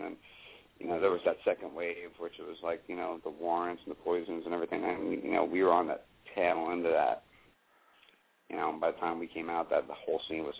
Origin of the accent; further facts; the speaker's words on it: Southern California, United States; I'm from Southern California